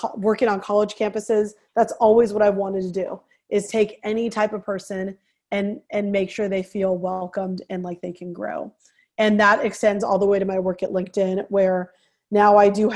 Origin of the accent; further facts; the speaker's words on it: San Francisco Bay Area, California, United States; I'm from the San Francisco Bay Area. So growing up, I was surrounded by people who looked different than me